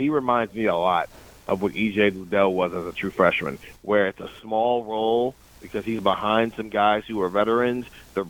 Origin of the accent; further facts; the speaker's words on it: Columbus, Ohio, United States; I'm from Columbus